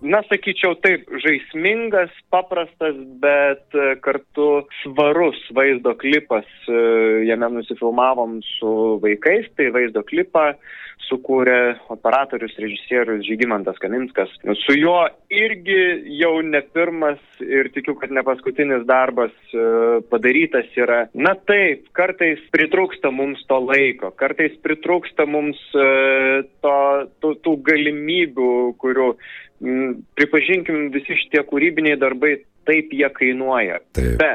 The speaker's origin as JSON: {"language": "Lithuanian", "town": "Pivašiūnai", "region": "Alytus County", "country": "Lithuania", "tie": "born or raised there", "moved": "yes", "said": "Aš esu iš Alitaus rajono, iš Pivašiūnų. Ten yra pirmiausiai mano tėviškė ir mano tėvų gyvenamoji vieta."}